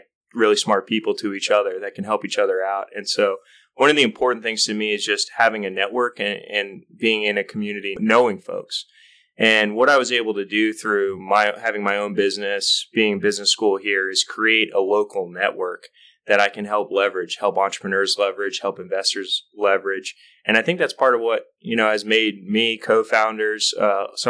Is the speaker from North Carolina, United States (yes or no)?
yes; North Carolina, United States; also born or lived in New York; We both grew up in North Carolina. I was born in New York, but since I was 6 in North Carolina